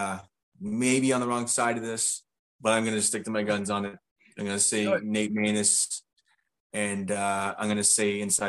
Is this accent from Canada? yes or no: yes; Canada; being Canadian, both of us